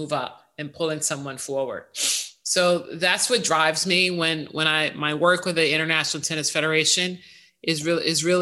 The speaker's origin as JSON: {"language": "English", "town": "Chicago", "region": "Illinois", "country": "United States", "tie": "born or raised there", "moved": "yes", "lives_now": "New York City, United States", "said": "one that I grew up in Chicago."}